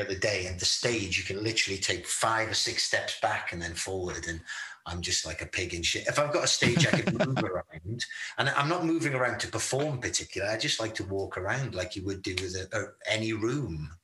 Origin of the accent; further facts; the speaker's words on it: United Kingdom; being British